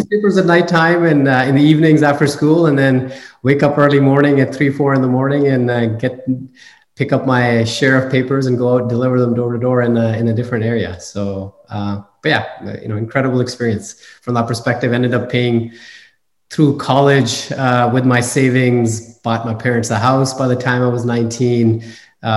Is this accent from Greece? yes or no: no; Canada; moved away as an adult; now in California, United States; I'm a first generation immigrant. I grew up in Canada.